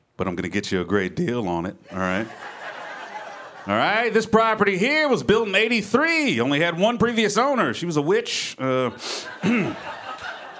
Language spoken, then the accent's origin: English; Memphis, Tennessee, United States; I'm originally from Memphis, Tennessee. I'm from the South. I got mixed feelings about being where I'm from. I'm a proud Southerner. I love where I grew up